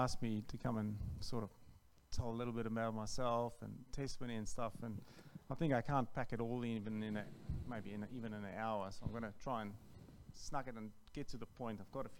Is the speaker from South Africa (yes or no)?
yes; South Africa; now in Australia; From South Africa.